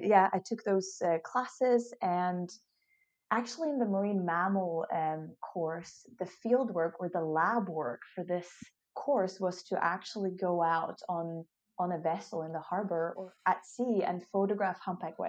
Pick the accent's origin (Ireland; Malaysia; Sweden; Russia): Sweden; moved away as an adult; also born or lived in Australia / Scotland / Hawaii; I was away from Sweden for 3 years